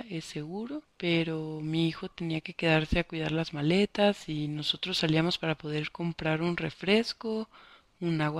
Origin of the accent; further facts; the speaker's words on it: Honduras; moved away as an adult; now in Mexico; pero me decían, tú no eres de aquí, de México. No, les decía, soy hondureña. Ah, no, solo mexicanos, me decían.